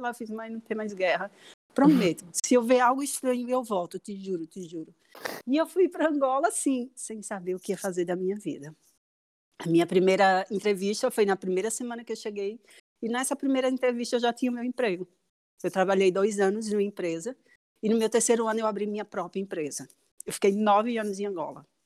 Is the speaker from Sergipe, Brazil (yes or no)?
yes; Aracaju, Sergipe, Brazil; moved away as an adult; primeiro eu sou de Aracaju e me formei em design. E hum, com um ano de formada eu fui para o Rio para começar na PUC um mestrado em design.